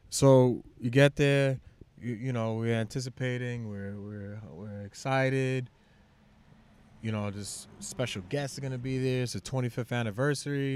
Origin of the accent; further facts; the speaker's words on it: New York City, New York, United States; I'm from Shaolin